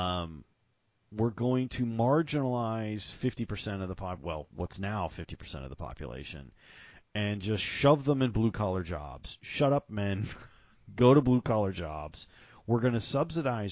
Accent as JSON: {"language": "English", "region": "the South", "country": "United States", "said": "I'm from the South. That's kind of how we think about things down here"}